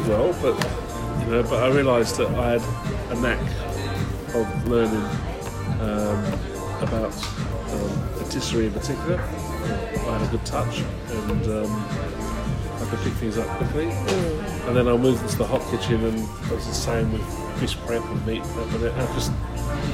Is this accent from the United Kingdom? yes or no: yes; England, United Kingdom; moved away as an adult; also born or lived in London; now in Melbourne, Australia; being English